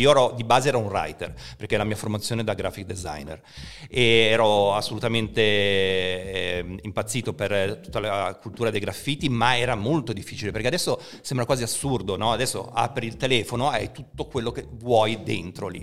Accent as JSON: {"language": "Italian", "town": "Genoa", "region": "Liguria", "country": "Italy", "tie": "born or raised there", "said": "io all'epoca non abitavo neanche proprio in città a Genova, ma i miei si erano trasferiti in collina"}